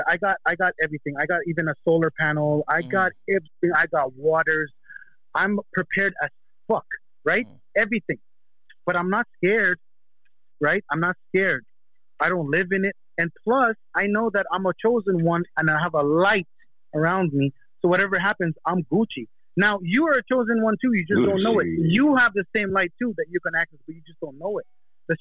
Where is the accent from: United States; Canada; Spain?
Canada; moved away; But if you saw me 20 years ago when I came from Canada, brother, I was just a douchebag.